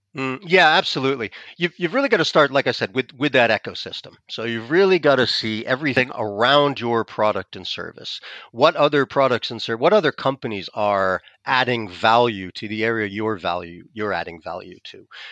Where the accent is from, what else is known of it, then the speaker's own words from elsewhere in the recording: United States; accent: American; moved away as an adult; now in France; I'm American, you can probably tell from my accent